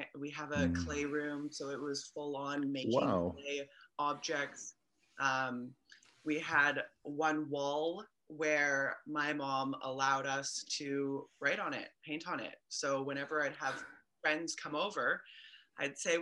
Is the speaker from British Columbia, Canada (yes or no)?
yes; Vancouver, British Columbia, Canada; I'm born and raised in Vancouver